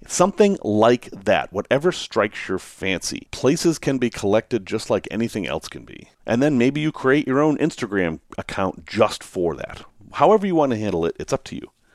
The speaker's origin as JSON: {"language": "English", "country": "United States", "accent": "American", "said": "my strange American accent."}